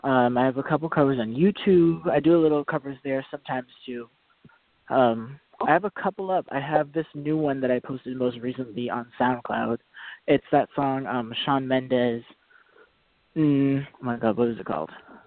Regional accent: Boston, Massachusetts, United States; I am from Boston, Massachusetts. I'm 20 years old, and I'm an R&B and pop singer.

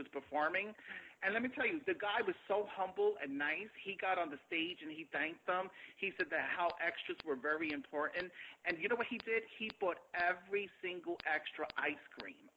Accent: New York City, New York, United States; I grew up in the South Bronx

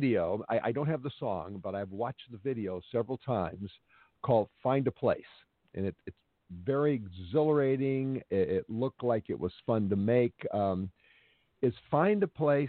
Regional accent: Los Angeles, California, United States; This is my hometown

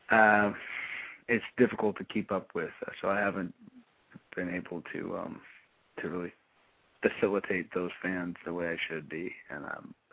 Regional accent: Pittsburgh, Pennsylvania, United States; I'm from Pittsburgh, when we're the city of champions.

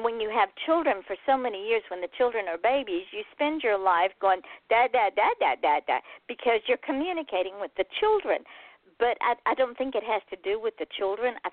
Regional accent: Georgia, United States; I'm from Georgia.

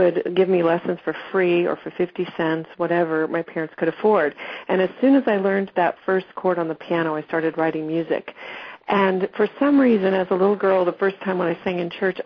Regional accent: Lincoln, Nebraska, United States; I grew up in Lincoln, Nebraska

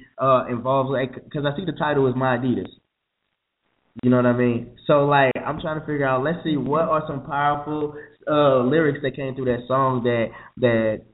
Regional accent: St. Louis, Missouri, United States; right? And I'm from St. Louis, Missouri, so that's the 314

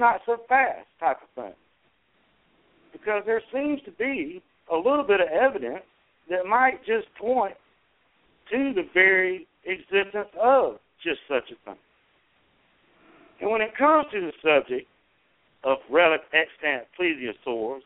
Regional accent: South Carolina, United States; I am from South Carolina

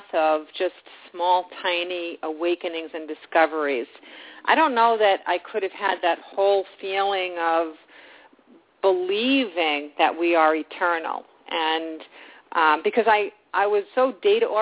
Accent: New York, United States; being a New Yorker

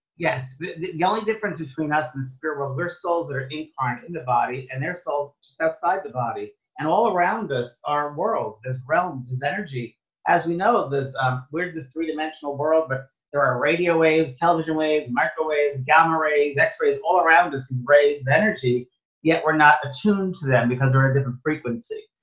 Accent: New York, United States; moved away as an adult; also born or lived in San Francisco, California / Los Angeles, California; I thought I was from New York.

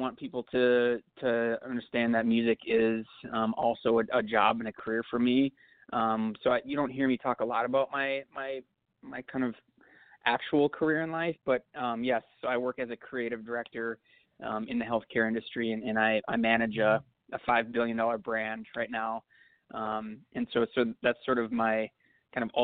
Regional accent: Minneapolis, Minnesota, United States; I'm from Minneapolis.

